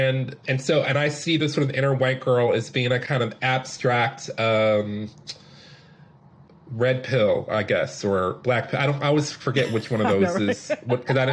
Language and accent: English; Detroit, Michigan, United States; moved away; I had a lot of opportunities growing up in Detroit with the parents that I had